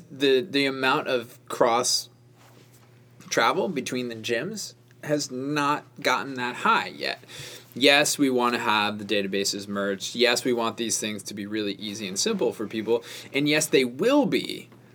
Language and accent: English; Rhode Island, United States; moved away; I grew up in Rhode Island